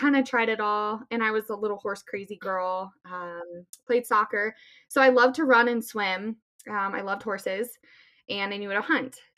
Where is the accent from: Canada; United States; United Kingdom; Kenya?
United States; Littleton, Colorado; I uh, born and raised in Littleton, Colorado. Um, I'm 29 years old.